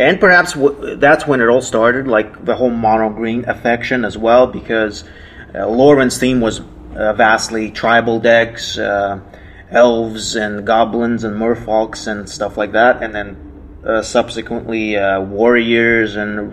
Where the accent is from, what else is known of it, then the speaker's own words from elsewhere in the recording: Omsk, Omsk Oblast, Russia; moved away; I started playing Magic in my hometown, right? So I'm from Omsk. It's a city in western Siberia